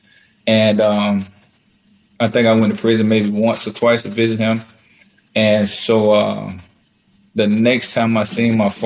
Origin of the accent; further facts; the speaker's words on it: Florida, United States; born and raised in Florida